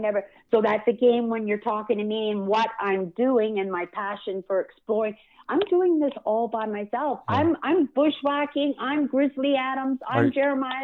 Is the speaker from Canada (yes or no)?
yes; British Columbia, Canada; now in Manitoba, Canada; I grew up in BC. I went to 11 different elementary schools